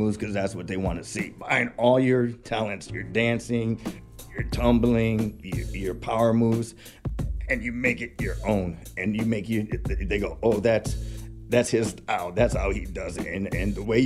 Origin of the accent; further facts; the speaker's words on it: Gary, Indiana, United States; I am from Gary, Indiana